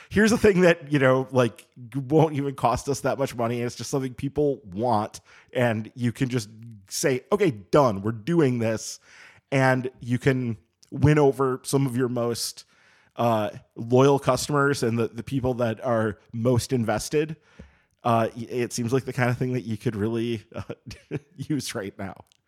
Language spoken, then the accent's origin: English; Madison, Wisconsin, United States; moved away as an adult; I grew up in Madison and grew up going to Badger games